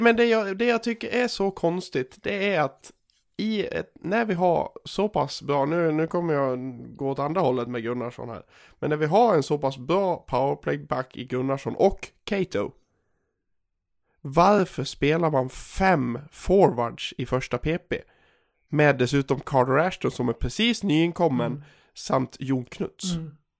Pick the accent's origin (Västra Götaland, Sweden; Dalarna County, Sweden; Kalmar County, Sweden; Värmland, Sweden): Dalarna County, Sweden; Gagnef; moved away; Jag är ju hemma i Gagnef och, och eh, förkovrar mig